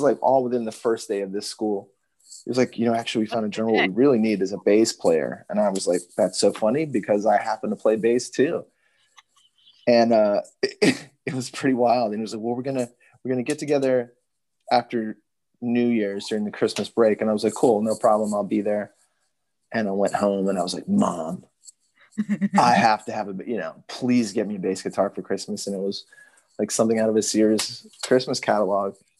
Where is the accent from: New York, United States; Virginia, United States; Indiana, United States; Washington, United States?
Virginia, United States; Richmond; I grew up in Richmond, Virginia